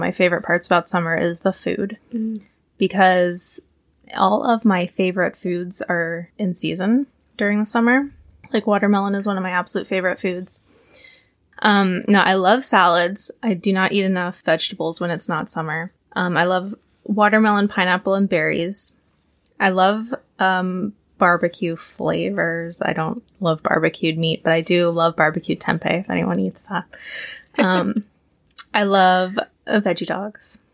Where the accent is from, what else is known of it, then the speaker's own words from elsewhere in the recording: Maryland, United States; moved away; Maryland is my home state, and the top summer food there is crab, which I do recall eating as a kid.